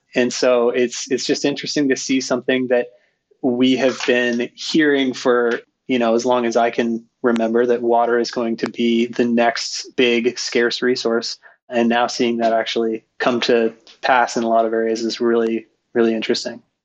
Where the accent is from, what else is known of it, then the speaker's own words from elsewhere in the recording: Skagit Valley, Washington, United States; moved away as an adult; my brother and I grew up in Skagit Valley, Washington